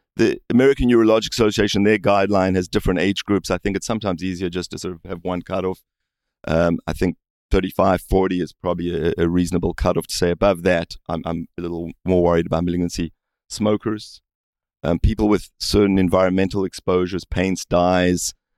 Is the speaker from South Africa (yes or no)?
yes; South Africa; moved away; I grew up in South Africa